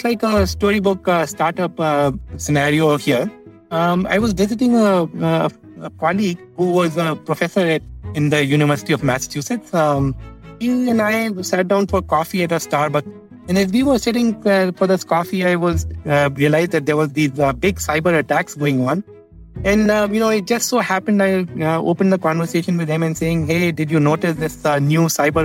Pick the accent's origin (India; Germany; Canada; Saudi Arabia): India; I grew up in India